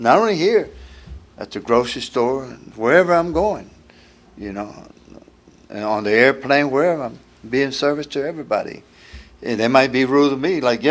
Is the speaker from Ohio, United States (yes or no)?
no; Houston, Texas, United States; I'm from Houston, been there next month. I've been there 72 years